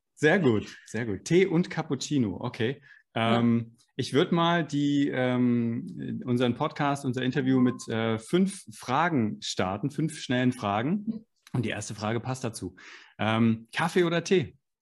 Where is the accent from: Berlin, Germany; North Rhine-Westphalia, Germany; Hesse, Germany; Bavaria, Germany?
Hesse, Germany; Frankfurt am Main; wir sind beide Frankfurter